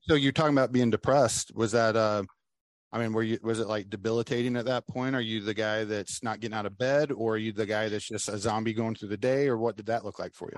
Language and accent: English; Oklahoma, United States; now in Florida, United States; live in Florida now, but I'm I was born and raised in Oklahoma